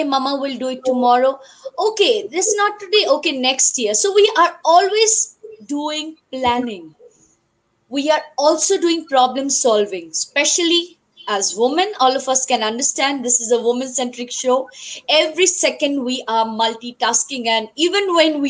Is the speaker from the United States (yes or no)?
no; India; now in Johannesburg, South Africa; I am an Indian. I am staying in South Africa